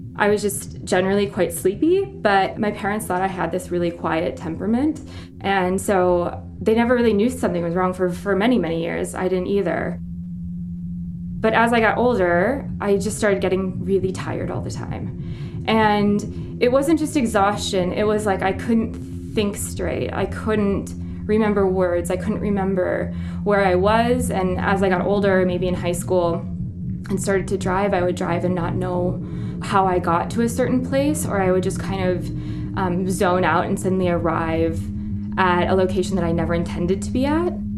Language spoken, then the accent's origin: English; Midwest, United States; moved away as an adult; now in Nairobi, Kenya; where I grew up in the Midwest